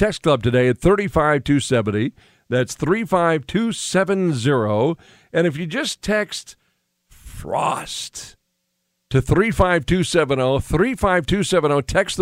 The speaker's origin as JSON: {"language": "English", "region": "Western North Dakota", "country": "United States", "tie": "born or raised there", "also_born_or_lived": "Bismarck", "lives_now": "Fargo, United States", "said": "I grew up in Western Nodak where I've got sulfur smell all over"}